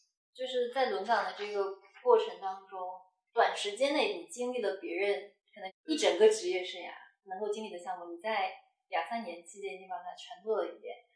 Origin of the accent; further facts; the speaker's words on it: Zhejiang, China; also born or lived in Chongqing; now in Shanghai, China; 我是浙江人，